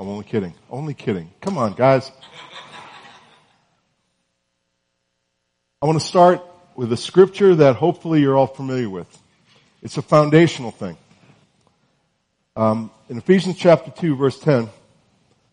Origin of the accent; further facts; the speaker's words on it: North Carolina, United States; I'm from North Carolina, and it's still sort of warm there